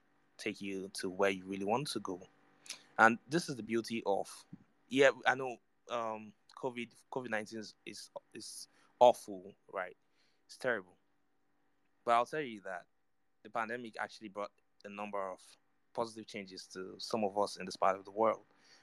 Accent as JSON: {"language": "English", "country": "Nigeria", "said": "I'm from Nigeria"}